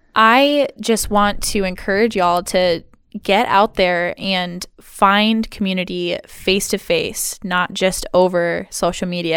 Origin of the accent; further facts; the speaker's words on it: Hart, Michigan, United States; also born or lived in Seattle; now in Ludington, United States; my hometown of good old Hart, Michigan